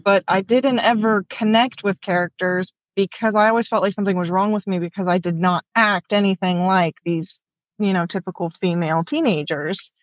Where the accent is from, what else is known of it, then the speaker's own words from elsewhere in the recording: Washington, United States; now in Texas, United States; I was born and raised in Washington